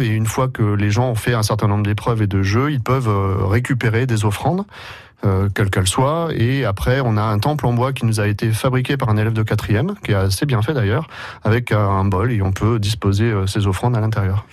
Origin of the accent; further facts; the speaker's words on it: Rom, Nouvelle-Aquitaine, France; nous sommes des Romains et des Romaines.